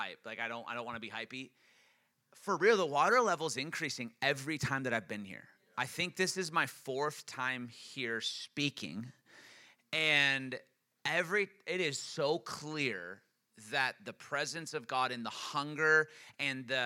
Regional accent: Kansas City, United States; I'm from Kansas City

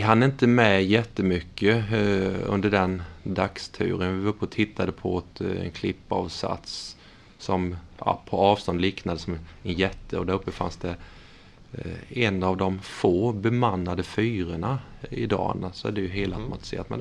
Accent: Vetlanda, Jönköping County, Sweden; moved away as an adult; also born or lived in Norrköping; now in Tranås, Sweden; jag är uppvuxen i Vetlanda

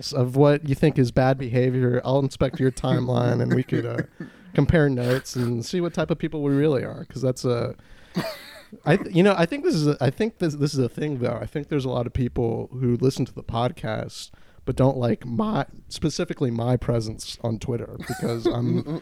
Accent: California, United States; I'm from California

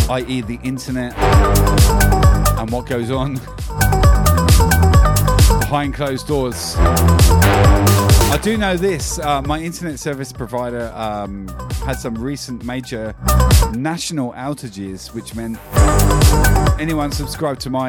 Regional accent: Brisbane, Queensland, Australia; I'm streaming from Australia. Brisbane is my city.

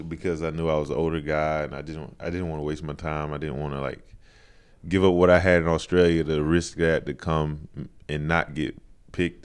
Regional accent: Charlotte, North Carolina, United States; Charlotte, North Carolina

